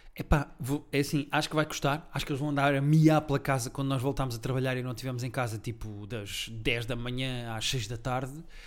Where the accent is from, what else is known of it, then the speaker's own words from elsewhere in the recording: Portugal; sou português